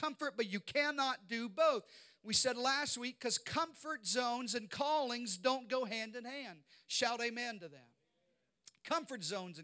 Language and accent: English; Arkansas, United States; I grew up in Arkansas. I know you can't tell from this accent, but I grew up in the deep south